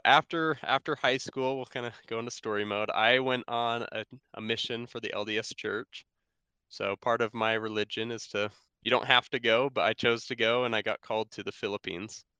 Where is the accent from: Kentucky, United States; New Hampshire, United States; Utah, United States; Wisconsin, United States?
Utah, United States; Sandy; I grew up here in Salt Lake City, Utah, in Sandy